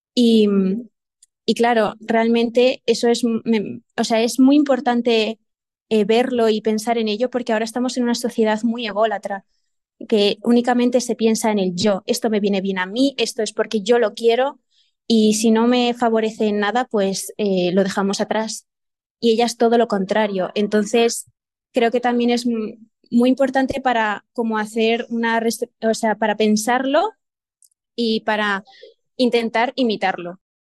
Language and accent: Spanish; Burgos province, Castile and León, Spain; yo soy de Burgos, pero no de Burgos ciudad